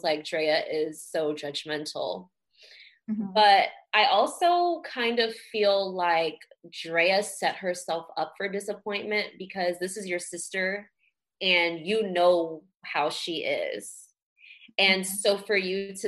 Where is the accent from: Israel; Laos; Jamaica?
Jamaica; I'm Jamaican